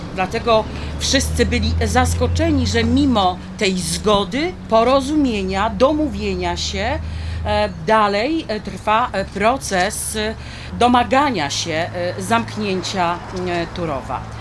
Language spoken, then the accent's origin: Polish; Wałbrzych district, Lower Silesian Voivodeship, Poland; Ja pochodzę z okręgu wałbrzyskiego